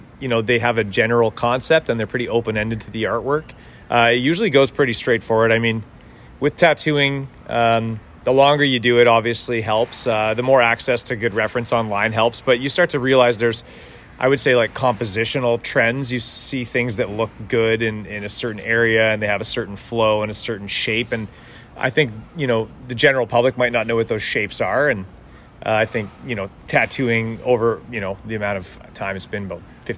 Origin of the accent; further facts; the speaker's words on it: Edmonton, Alberta, Canada; moved away as an adult; now in Vancouver, Canada; I was born in Edmonton and raised there